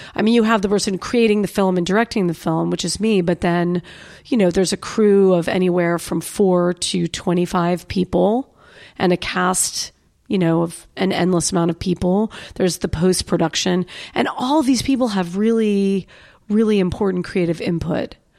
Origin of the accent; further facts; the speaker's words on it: New York, United States; moved away as an adult; now in Austin, United States; I was born in New York